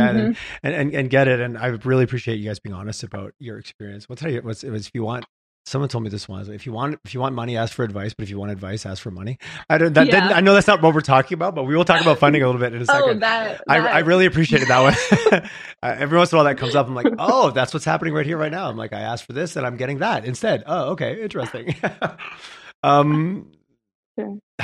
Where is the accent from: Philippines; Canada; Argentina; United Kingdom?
Canada; Montreal, Quebec; now in Calgary, Canada; I grew up in Montreal.